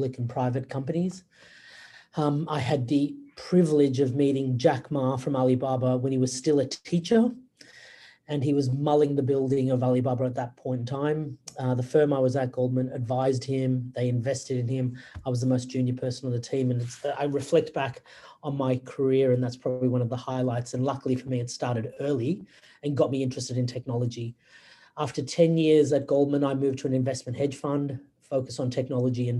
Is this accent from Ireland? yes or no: no; Australia; moved away as an adult; also born or lived in Wales / Singapore / United States / Hong Kong; now in Sydney, Australia; I was raised and educated in Australia